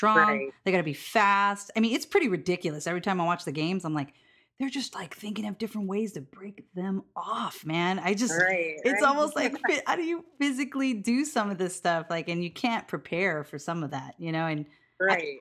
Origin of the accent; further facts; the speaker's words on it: Hawaii, United States; I'm from Hawaii